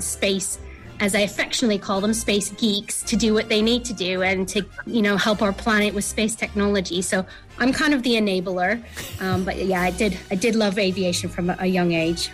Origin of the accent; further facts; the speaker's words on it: Canada; now in Cornwall, United Kingdom; I'm from Canada originally, a very remote part of Canada